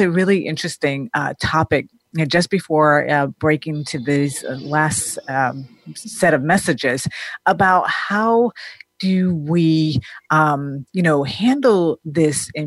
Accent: Denmark; now in United States; growing up in Denmark

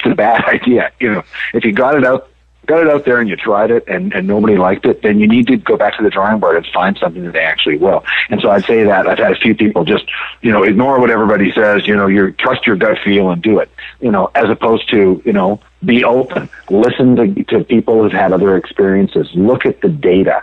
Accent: Canada; now in United States; I grew up in Canada

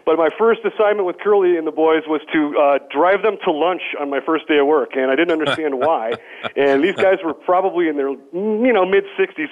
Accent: St. Clair Shores, Michigan, United States; moved away as an adult; also born or lived in Detroit, Michigan; now in Boulder, United States; I was born in Detroit, raised in St. Clair Shores, which is on the east side

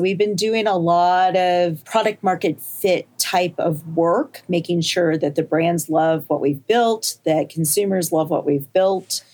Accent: Champaign, Illinois, United States; So I grew up in Champaign, Illinois

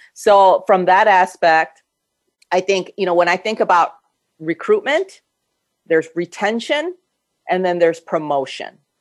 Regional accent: United States; also born or lived in Korea; I grew up here in this yeah. country since I was eight

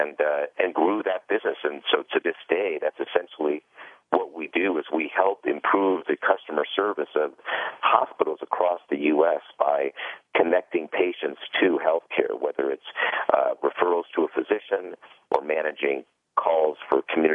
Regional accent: Los Angeles, California, United States; I was born and raised in Los Angeles

